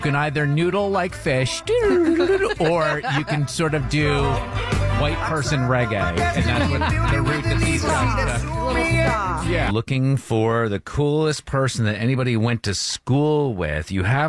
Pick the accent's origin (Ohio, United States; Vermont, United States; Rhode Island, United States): Vermont, United States; Brattleboro; born or raised there; moved away as an adult; now in Atlanta, United States